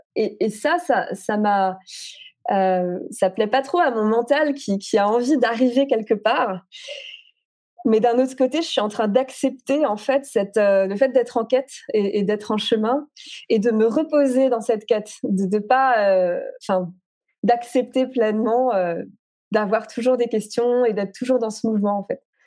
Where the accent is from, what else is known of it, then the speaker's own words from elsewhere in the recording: Alsace, Grand Est, France; moved away; also born or lived in Paris; la maison où j'ai grandi en Alsace